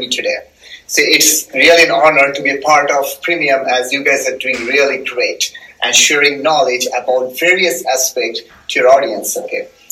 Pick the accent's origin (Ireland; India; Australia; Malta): India; eastern India; first language Bengali; English is a second language; moved away; I'm actually ah. from eastern part of India, okay? okay. So my mother tongue is Bengali.